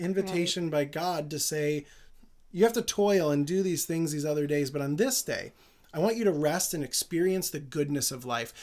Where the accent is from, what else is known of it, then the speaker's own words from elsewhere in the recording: United States; also born or lived in Jerusalem; as an American